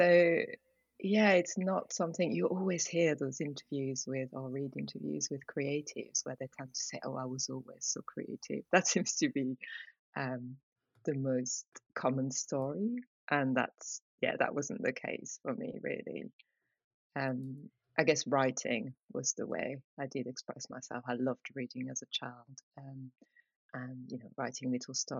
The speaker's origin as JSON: {"language": "English", "area": "suburbs of Paris", "region": "Île-de-France", "country": "France", "tie": "born or raised there", "second_language": "English", "moved": "yes", "said": "I am from France. I grew up in the suburbs of Paris, in a very small town, right by a forest"}